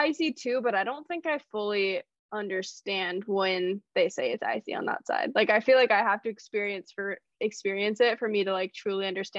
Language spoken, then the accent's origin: English; California, United States; I grew up in California